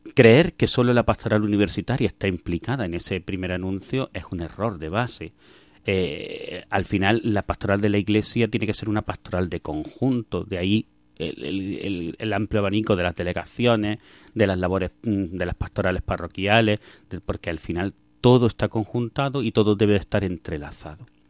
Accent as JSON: {"language": "Spanish", "town": "Belicena", "region": "Andalusia", "country": "Spain", "tie": "born or raised there", "also_born_or_lived": "Alcuéscar, Cáceres", "moved": "yes", "said": "yo soy de un pueblo de Granada que se llama Belicena y allí fue donde nací, donde viví mis primeros años, donde estudié los, años del colegio"}